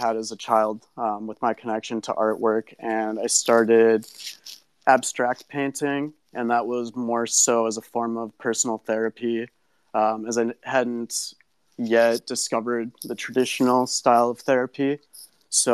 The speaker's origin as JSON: {"language": "English", "region": "Minnesota", "country": "United States", "tie": "born or raised there", "also_born_or_lived": "Oakland, California", "said": "I grew up in Minnesota in a community surrounded by lakes"}